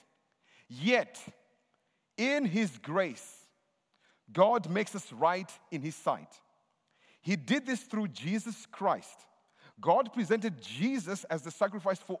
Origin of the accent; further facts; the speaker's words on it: Zimbabwe; I'm from Zimbabwe.